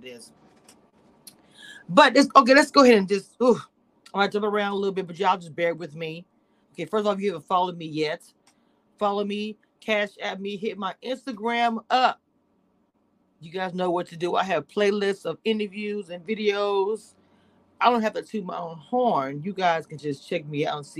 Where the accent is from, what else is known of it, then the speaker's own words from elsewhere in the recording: Louisiana, United States; now in Dallas, United States; I'm from Louisiana